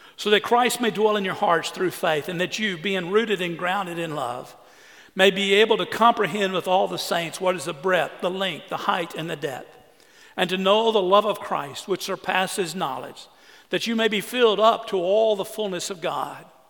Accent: Orange, Texas, United States; I grew up on the Sabine River, Orange, Texas

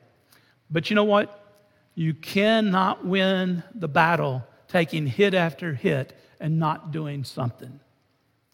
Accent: United States; I'm just an American pastor

